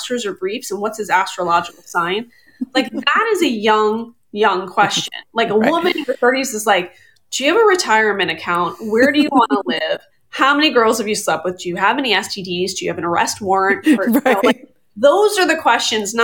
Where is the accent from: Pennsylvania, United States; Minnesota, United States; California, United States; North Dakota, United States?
Pennsylvania, United States; Philadelphia; moved away; I'm from Philly